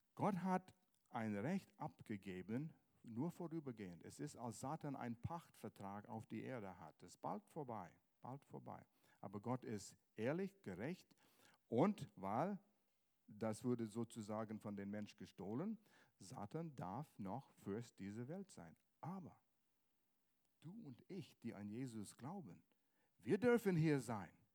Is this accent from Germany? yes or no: no; Canada; German is a second language; moved away; ich komme aus Kanada